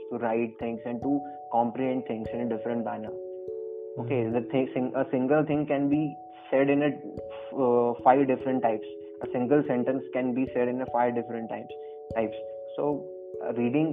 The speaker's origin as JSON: {"language": "English", "town": "Nagaur", "region": "Rajasthan", "country": "India", "said": "I'm from Rajasthan only. I'm from Nagaur."}